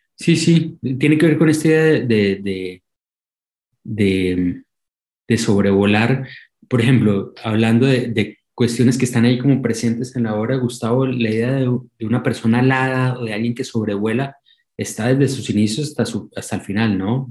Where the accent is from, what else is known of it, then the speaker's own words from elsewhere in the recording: Colombia; moved away as an adult; now in Argentina; más que sentirme colombiano, sentirme, siempre lo digo, más que sentirme, porque ya llevo 16 años viviendo en la Argentina y, siento la argentinidad, al, al, margen de que no ha cambiado, digamos, mi acento